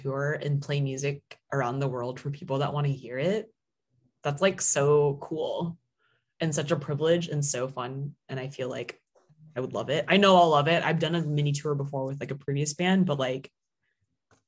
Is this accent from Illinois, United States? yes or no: no; Seattle, Washington, United States; now in Los Angeles, United States; my hometown in Seattle